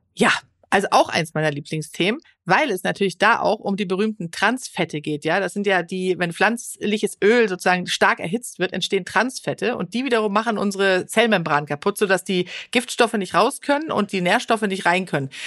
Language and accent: German; Sweden; now in Germany; Schweden, mhm. wo ich herkomme